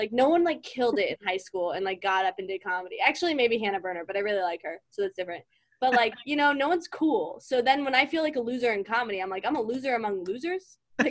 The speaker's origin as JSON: {"language": "English", "region": "Virginia", "country": "United States", "also_born_or_lived": "Los Angeles", "moved": "yes", "said": "We're from Virginia."}